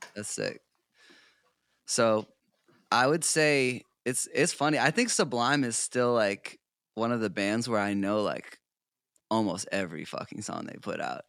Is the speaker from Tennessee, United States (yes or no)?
no; South Portland, Maine, United States; now in Los Angeles, United States; I grew up in South Portland, Maine, so I'm originally an East Coast boy